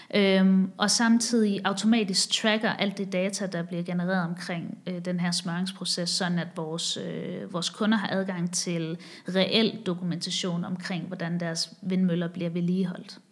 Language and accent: Danish; Haderslev, Southern Denmark, Denmark; moved away as an adult; also born or lived in Copenhagen / Asia / Chicago; jeg er vokset op i Sønderjylland, i Haderslev